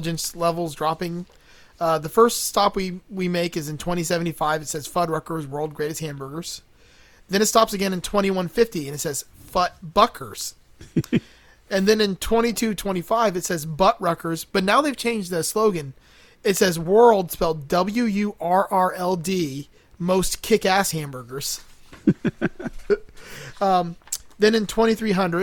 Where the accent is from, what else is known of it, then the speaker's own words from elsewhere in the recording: Miami, Florida, United States; I grew up in Miami